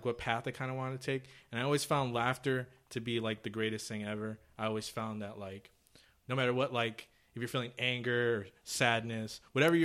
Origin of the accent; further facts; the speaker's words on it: Orange County, California, United States; grew up in Orange County